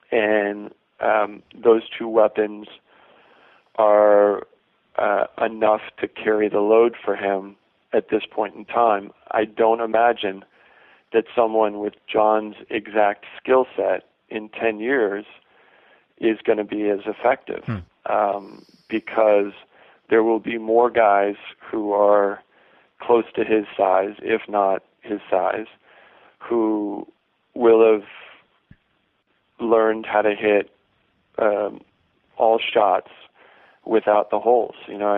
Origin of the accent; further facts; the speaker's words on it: Lansing, Michigan, United States; which is my nonprofit organization up in Lansing, Michigan, my hometown.